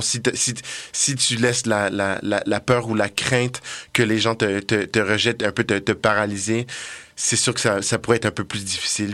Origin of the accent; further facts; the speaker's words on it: Montreal, Quebec, Canada; moved away as an adult; now in Quebec City, Canada; je viens de Montréal